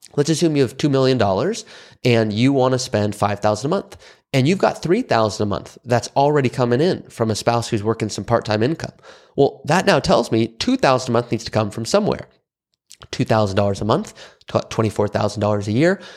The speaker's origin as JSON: {"language": "English", "town": "Malibu", "region": "California", "country": "United States", "said": "I'm from Malibu, California."}